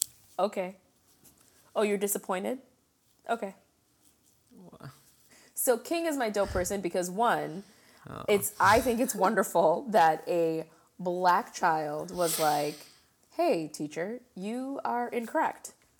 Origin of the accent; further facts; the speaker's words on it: India; they're not Indians because I'm an Indian. Indians are from India.